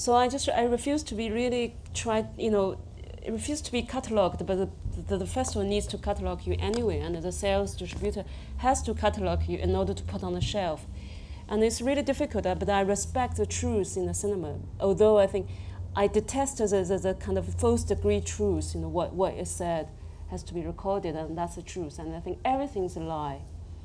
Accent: China; English is a second language; because I came from the Chinese society, which very, very province and village based, and I went to the biggest city in China.

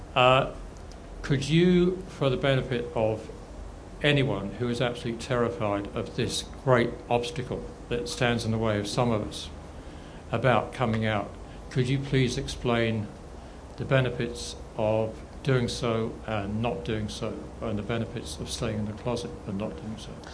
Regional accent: Bournemouth, South West England, United Kingdom; come from Bournemouth

